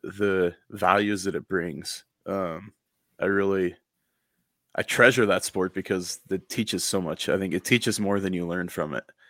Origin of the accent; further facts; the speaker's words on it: United States; now in Coeur d'Alene, United States; I'm from the Elsie Valley